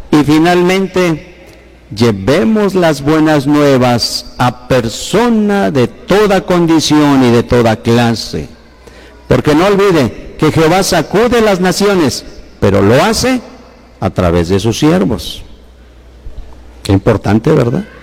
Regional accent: Guanajuato, Mexico; así somos los de Guanajuato, temperamentales, y tenemos este rostro

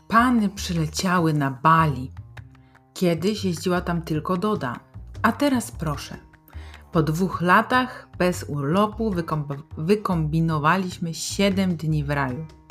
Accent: Poland; nas my z Polski

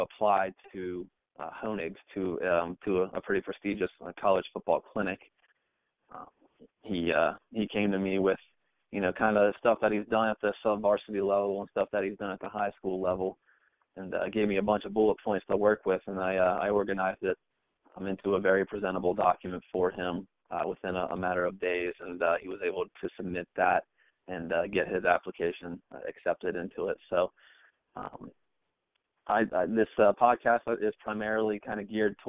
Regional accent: United States; I'm from the Cincinnati and Northern Kentucky area

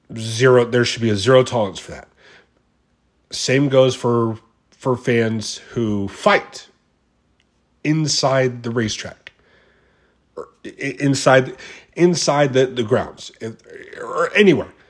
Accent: United States; being an American, you know, we, the American fans

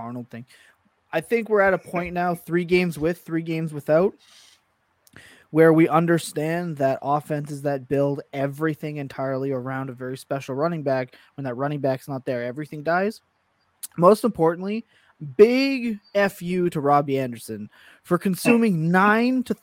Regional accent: Canada; I'm still Canadian

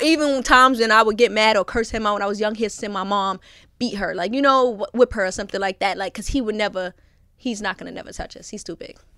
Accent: New York City, New York, United States; born and raised in Brooklyn

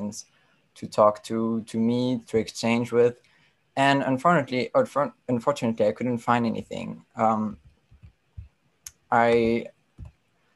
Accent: Brussels, Brussels-Capital Region, Belgium; I grew up in Brussels and I'm French speaking.

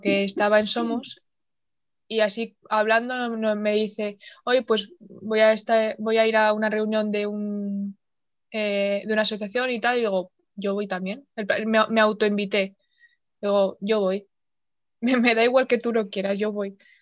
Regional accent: Soria, Castile and León, Spain; moved away as an adult; also born or lived in Huesca; yo soy de Soria y me tuve que ir

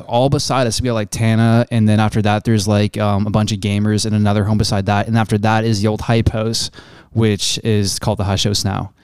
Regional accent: Canada; accent: Canadian; me being a Canadian

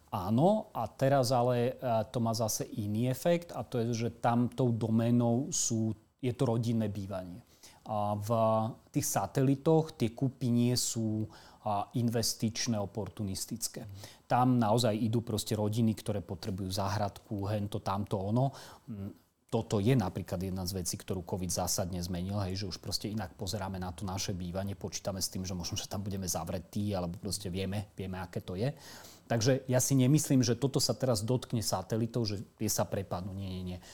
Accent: Slovakia; my nie sme racionálni kupujúci a nielen my Slováci

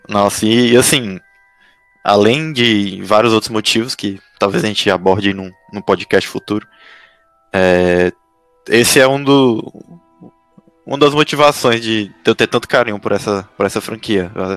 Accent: Piauí, Brazil; now in São Paulo, Brazil; eu sou piauiense, mas moro em São Paulo

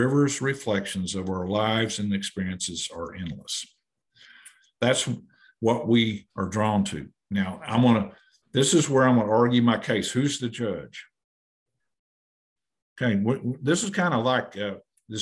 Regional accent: Muskogee, Oklahoma, United States; Growing up in Muskogee

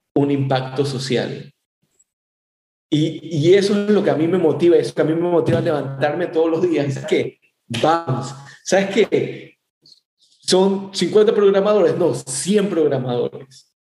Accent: Ecuador; now in Miami, United States; soy ecuatoriano

